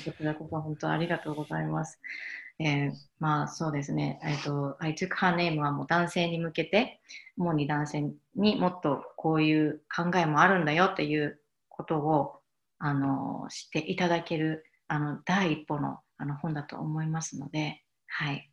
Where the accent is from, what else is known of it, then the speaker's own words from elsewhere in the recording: Ehime, Japan; 私の実家は愛媛にあるんですけど、で、愛媛のすごく田舎のところで